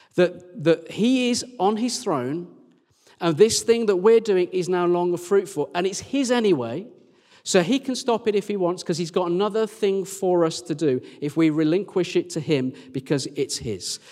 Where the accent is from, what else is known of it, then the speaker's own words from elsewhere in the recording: near Birmingham, West Midlands, United Kingdom; now in Sheffield, United Kingdom; that's near my hometown